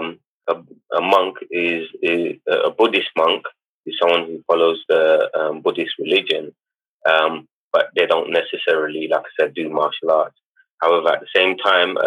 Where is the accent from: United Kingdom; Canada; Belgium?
United Kingdom; London; I grew up in East London